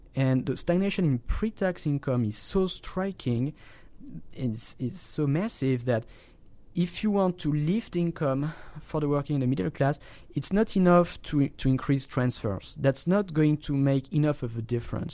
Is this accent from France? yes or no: yes; France; my home country, in, in, in France